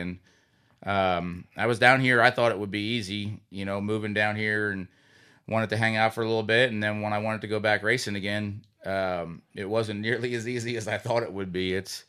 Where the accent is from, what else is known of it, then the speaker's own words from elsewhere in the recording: Sinking Spring, Pennsylvania, United States; Yeah, I'm originally from Sinking Spring, Pennsylvania, and grew up in kind of somewhat of a racing family.